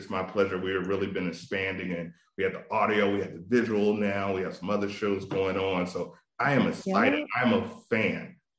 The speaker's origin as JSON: {"language": "English", "region": "Virginia", "country": "United States", "said": "Because usually I'm from Virginia."}